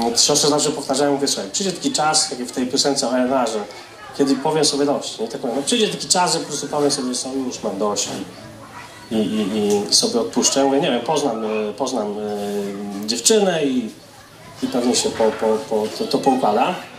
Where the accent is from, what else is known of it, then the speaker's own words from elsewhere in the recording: Grodzisk Mazowiecki, Masovian Voivodeship, Poland; moved away; z Grodziska Mazowieckiego pochodzę